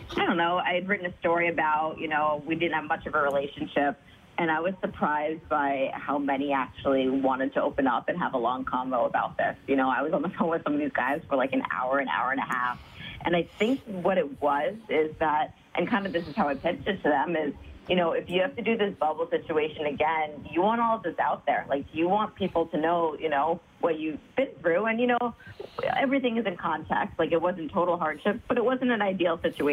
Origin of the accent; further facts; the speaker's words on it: New Jersey, United States; We grew up in New Jersey